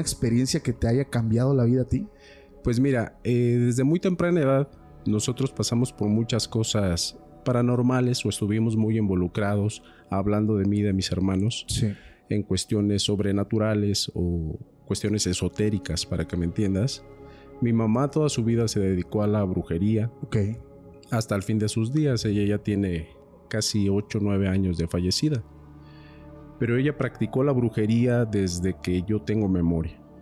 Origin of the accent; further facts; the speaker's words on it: Michoacán, Mexico; yo soy de Michoacán